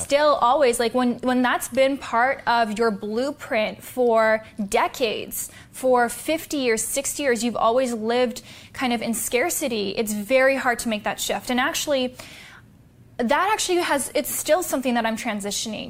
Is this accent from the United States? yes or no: no; Canada; I was born in Canada